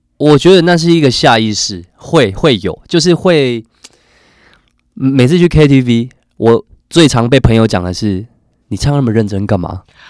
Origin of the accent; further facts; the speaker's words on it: Chiayi County, Taiwan; moved away; also born or lived in Tainan; 我是真的是南部人。台南人。台南，呃，我， 呃，我在嘉义县长大